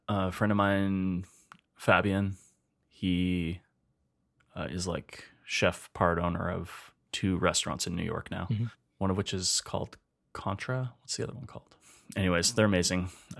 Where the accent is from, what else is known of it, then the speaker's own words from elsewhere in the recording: Alberta, Canada; I was from Alberta.